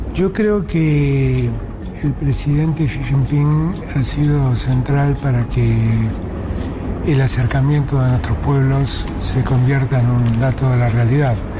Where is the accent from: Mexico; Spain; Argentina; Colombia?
Argentina; yo como argentino